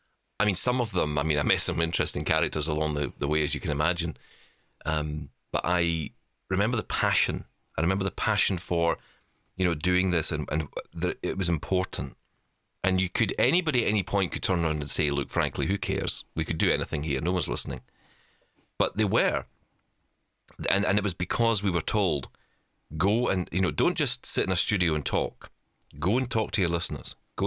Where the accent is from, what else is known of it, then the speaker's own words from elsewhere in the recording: Glasgow, Scotland, United Kingdom; You know, growing up in East End of Glasgow, you know, I don't have that accent that came with it, because I just wasn't in it, really.